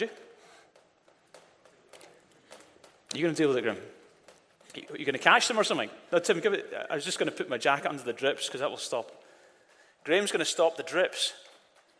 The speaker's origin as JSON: {"language": "English", "town": "Glasgow", "region": "Scotland", "country": "United Kingdom", "tie": "born or raised there", "lives_now": "Edinburgh, United Kingdom", "said": "I grew up in Glasgow"}